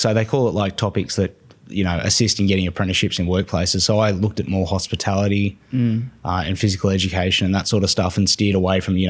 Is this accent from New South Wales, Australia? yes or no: yes; Coffs Harbour, New South Wales, Australia; now in Sydney, Australia; I was born in Coffs Harbour. Born and grew up in Coffs Harbour.